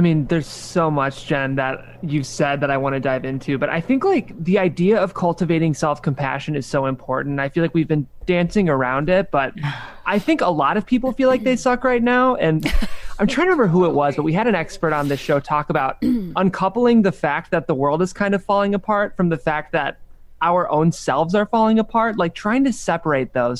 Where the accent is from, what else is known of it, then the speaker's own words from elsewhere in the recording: Midwest, United States; I'm from the Midwest